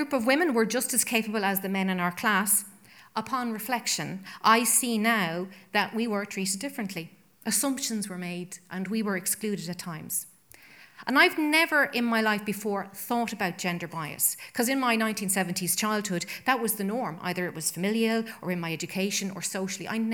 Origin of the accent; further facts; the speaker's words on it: Ireland; as an Irish woman and citizen